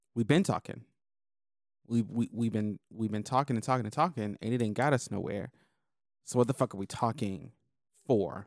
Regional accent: Florida, United States; growing up in, in Florida because I leveled up in Florida

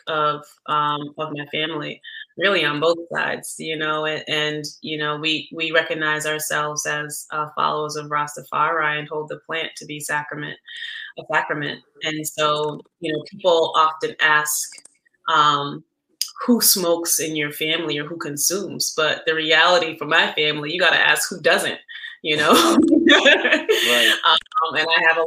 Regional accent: Boston, Massachusetts, United States; also born or lived in Jamaica; I was born in Jamaica, but raised in Boston

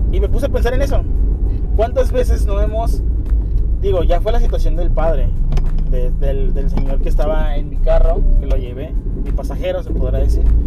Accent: Mexico; somos los mexicanos

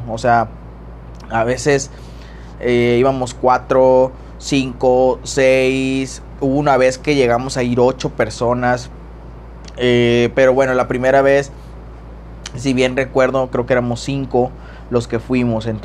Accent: Tamaulipas, Mexico; Acá en, yo soy de Tamaulipas eh, y en Ciudad Madero pues está un naturista como hospital

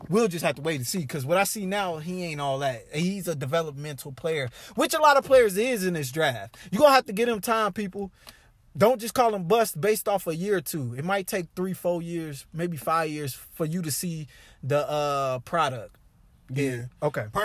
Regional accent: Illinois, United States; I mean, we, I, uh, we grew up in Illinois

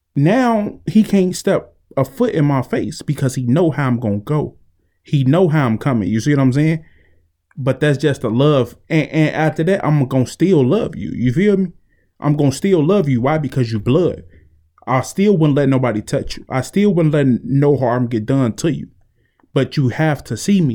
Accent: Chicago, Illinois, United States; growing up in Chicago made me who I am today.

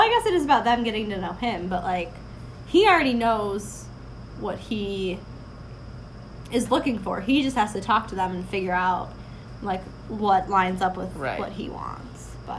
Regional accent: Northeast, United States; of growing up in the Northeast and the snow

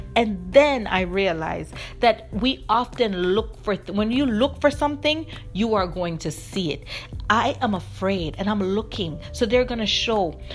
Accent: Jamaica; when I was growing up in Jamaica

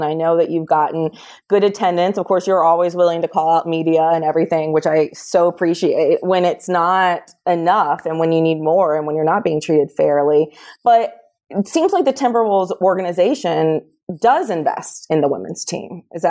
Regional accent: North Carolina, United States; I'm from North Carolina

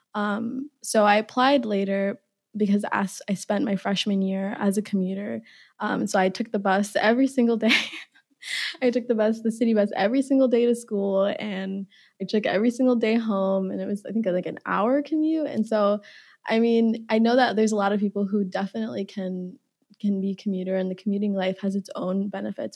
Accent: Minneapolis, Minnesota, United States; also born or lived in Uganda; I'm from Minneapolis

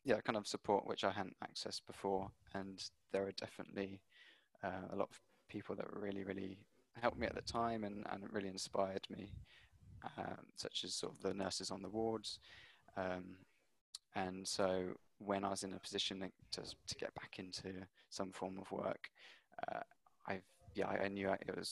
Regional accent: Hampshire, South East England, United Kingdom; moved away as an adult; now in London, United Kingdom; working in a few restaurants where I grew up in Hampshire, and then moved to London

